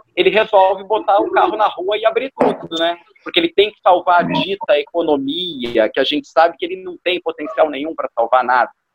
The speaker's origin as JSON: {"language": "Portuguese", "country": "Brazil", "also_born_or_lived": "Rio de Janeiro", "said": "eu sou brasileiro com muito orgulho"}